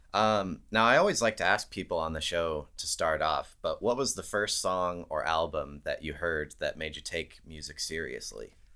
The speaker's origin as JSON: {"language": "English", "town": "Calgary", "region": "Alberta", "country": "Canada", "tie": "born or raised there", "said": "my hometown of Calgary, Alberta"}